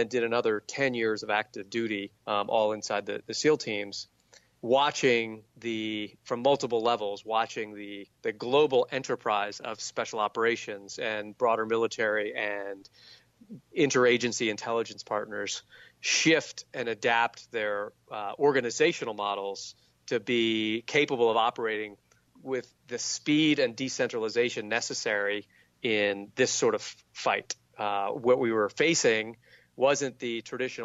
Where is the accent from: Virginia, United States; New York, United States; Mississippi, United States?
Virginia, United States; Southern; I grew up in Southern Virginia